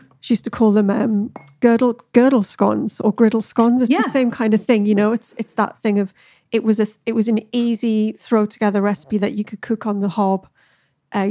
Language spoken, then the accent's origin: English; the Northeast, North East England, United Kingdom; I am actually from the Northeast